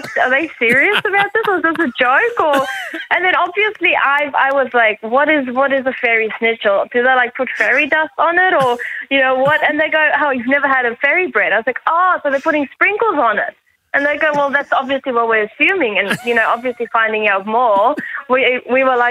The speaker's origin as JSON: {"language": "English", "country": "South Africa", "moved": "as an adult", "lives_now": "Australia", "said": "I'm from South Africa, when I moved here a few years ago"}